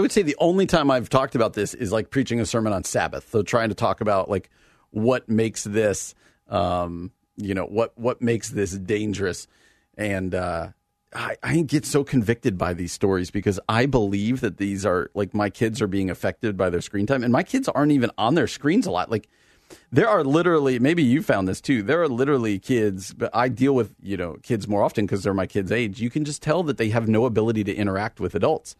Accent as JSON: {"language": "English", "country": "United States", "said": "us i, as American Christians"}